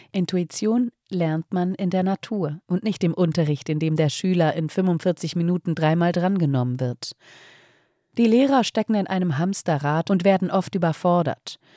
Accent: Frankfurt, Hesse, Germany; also born or lived in Taunus; Ich bin in Frankfurt geboren und fünf Jahre in einem Garten aufgewachsen. Damals kam er mir vor wie die halbe Welt, dabei war er gerade einmal 50 mal 20 Meter groß. Später bin ich in den Taunus umgezogen

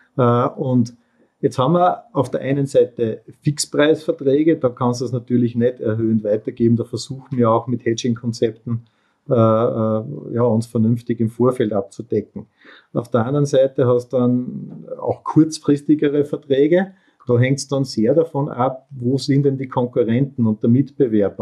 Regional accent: Mühlviertel, Upper Austria, Austria; ich bin mit zwei Füßen am Boden im oberösterreichischen Müllviertel aufgewachsen

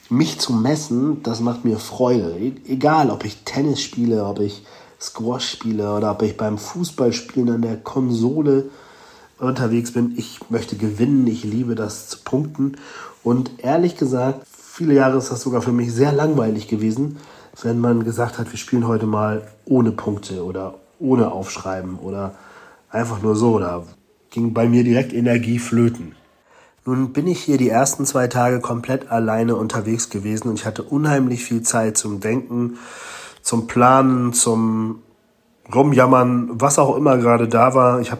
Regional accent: Hamburg, Germany; hier in Galicien, das ist schon so ein bisschen wie bei uns in Hamburg, ne?

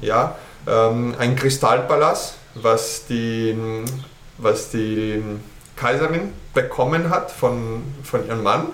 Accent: Petrópolis, Rio de Janeiro, Brazil; German is a second language; moved away as an adult; also born or lived in Germany / Austria / Chile; ich bin in Petropolis geboren. Das ist eine kleine Stadt in der Nähe von Rio de Janeiro. Ja, wir liegen in den Bergen oben auf 800 Meter, circa 60 Kilometer entfernt. Und da bin ich geboren, bin auch aufgewachsen.

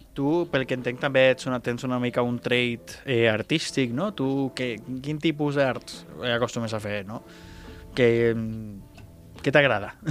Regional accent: Tarragona, Catalonia, Spain; Som gent de Tarragona

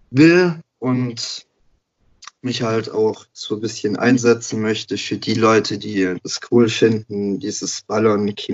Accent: Baden-Württemberg, Germany; Also, ähm … komme aus der Nähe von Stuttgart, werde jetzt im März 28

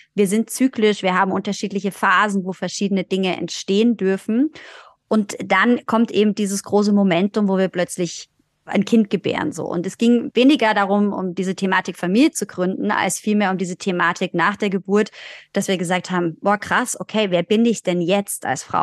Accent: Germany; wir sind in Deutschland geboren

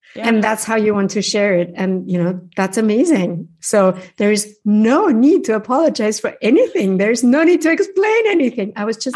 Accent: Upper Austria, Austria; first language German; English is a second language; moved away as an adult; also born or lived in Vienna; I grew up in Upper Austria with a heavy accent and dialect.

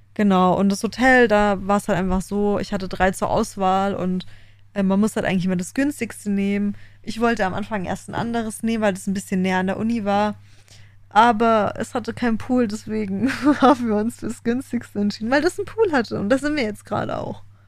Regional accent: Germany; moved away as an adult; now in Australia; bei uns in Deutschland

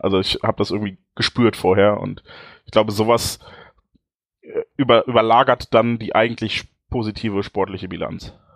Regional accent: Dortmund, North Rhine-Westphalia, Germany; bei uns in Dortmund

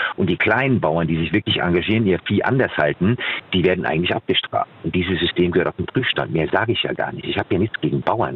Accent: Germany; habe einen Großteil meiner Kindheit am Rhein verbracht

